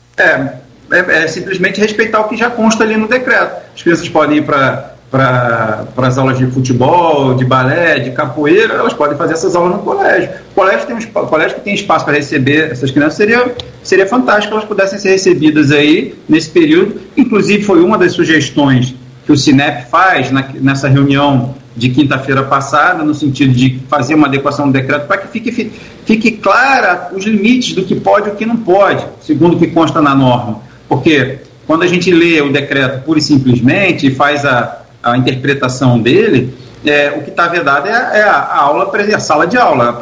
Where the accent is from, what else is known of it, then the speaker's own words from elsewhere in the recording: Rio de Janeiro, Brazil; moved away as an adult; now in Campos dos Goytacazes, Brazil; Nascido e criado no Rio de Janeiro